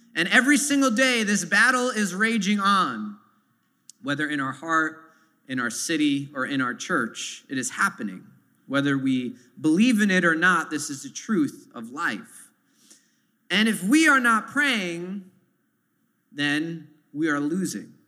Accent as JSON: {"language": "English", "town": "New York City", "region": "New York", "country": "United States", "tie": "born or raised there", "said": "growing up in Sunset Park here in this neighborhood"}